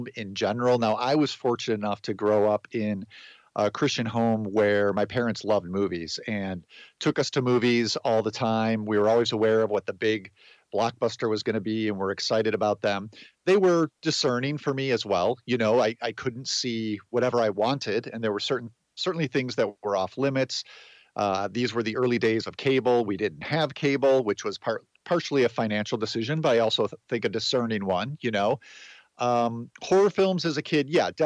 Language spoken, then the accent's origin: English; outside of Chicago, Illinois, United States; I grew up outside of Chicago, in a suburb southwest of the city